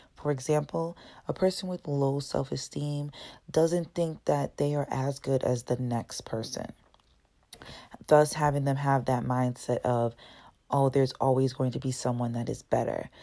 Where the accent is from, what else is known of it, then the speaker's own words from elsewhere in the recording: Brockton, Massachusetts, United States; also born or lived in Dorchester, Massachusetts; I was born in Dorchester when I was five years old. My family moved out to Brockton. That's where I was grown up. Um, I went to Brockton High